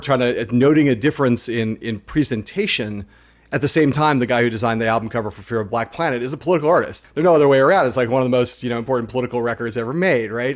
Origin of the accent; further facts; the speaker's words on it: Los Angeles, California, United States; my hometown